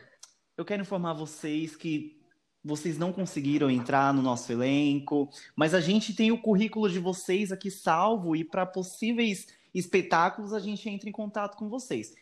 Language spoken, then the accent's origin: Portuguese; Diadema, São Paulo, Brazil; moved away as an adult; now in Mongaguá, Brazil; eu moro em Mongaguá, porém eu nasci em Diadema, São Paulo. Eu moro aqui no litoral há mais ou menos uns 4, 5 anos.